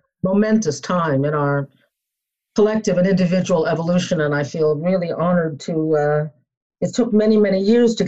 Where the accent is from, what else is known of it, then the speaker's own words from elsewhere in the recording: New York City, New York, United States; also born or lived in Boston; I was born in New York City, grew up there